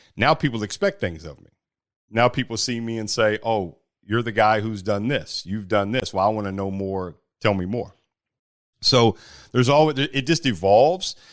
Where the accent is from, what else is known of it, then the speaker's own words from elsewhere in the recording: Bowling Green, Kentucky, United States; also born or lived in Elizabethtown, Kentucky; I grew up playing basketball there in Bowling Green, Kentucky